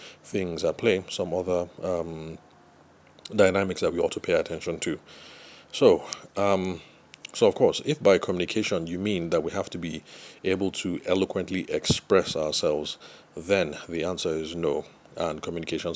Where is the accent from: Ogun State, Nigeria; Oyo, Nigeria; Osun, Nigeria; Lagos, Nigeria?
Lagos, Nigeria; for those of us who spent some time growing up in Lagos or other trading cities